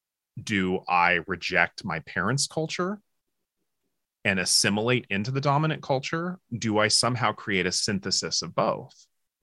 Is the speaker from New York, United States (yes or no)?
no; Seattle, Washington, United States; growing up in Seattle, which is very, and I grew up in a somewhat multicultural area.